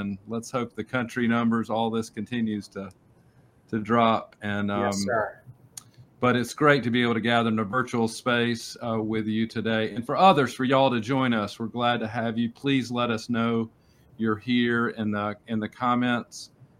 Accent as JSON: {"language": "English", "town": "Pittsburgh", "region": "Pennsylvania", "country": "United States", "said": "I'm from Pittsburgh."}